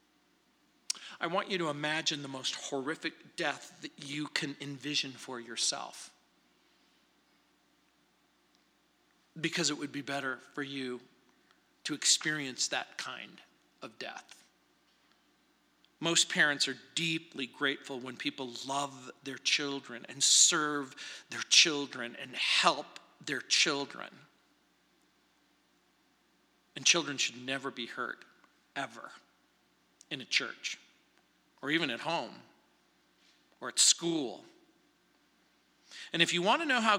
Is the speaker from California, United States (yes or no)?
yes; Apple Valley, California, United States; now in Littleton, United States; growing up in Apple Valley, where Roy Rogers and Dale Evans lived